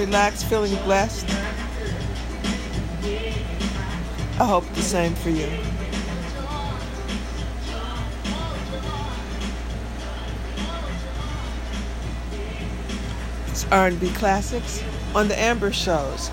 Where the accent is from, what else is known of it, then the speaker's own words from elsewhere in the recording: Detroit, Michigan, United States; I'm from Motown, I'm from Detroit, Michigan